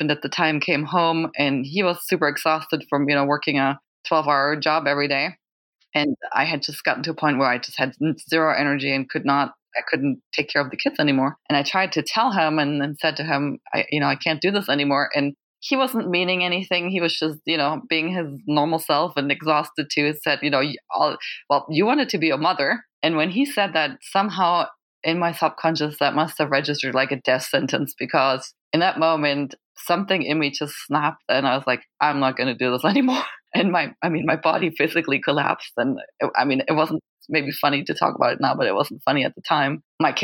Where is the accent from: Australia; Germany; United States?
Germany; I'm from Germany